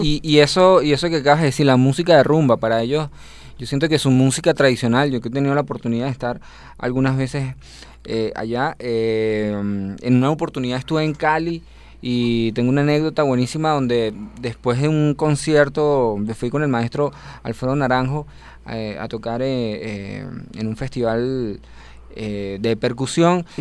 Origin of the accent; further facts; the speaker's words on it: Venezuela; yo soy el único venezolano de toda mi familia